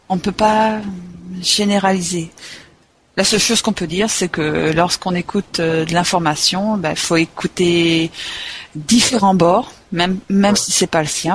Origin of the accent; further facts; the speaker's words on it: France; en tant que Français, en vivant ici